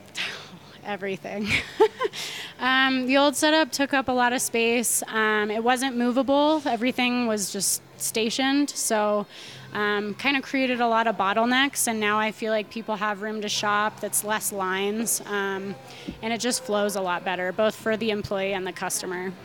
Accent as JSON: {"language": "English", "town": "Nederland", "region": "Colorado", "country": "United States", "tie": "born or raised there", "said": "My hometown is Nederland, Colorado"}